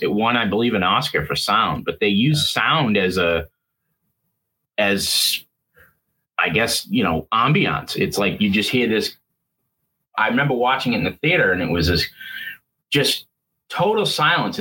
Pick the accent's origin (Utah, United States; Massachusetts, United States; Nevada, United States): Massachusetts, United States; Boston; Boston, which is my hometown